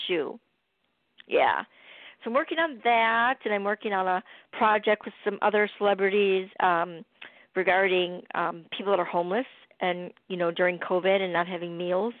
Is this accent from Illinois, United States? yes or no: yes; Chicago, Illinois, United States; moved away; I'm from Chicago originally